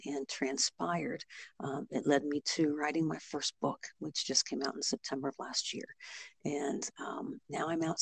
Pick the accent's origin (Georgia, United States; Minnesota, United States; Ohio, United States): Ohio, United States; I am from Ohio